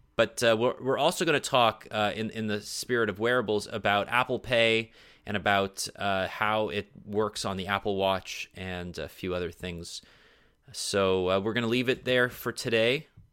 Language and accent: English; Canada; Canadians don't have access to Amazon, so we don't have Prime TV